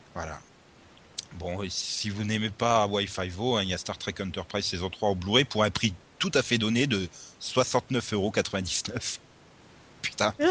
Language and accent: French; Audun-le-Tiche, Grand Est, France; je viens de la même ville que le, notre ministre de la Culture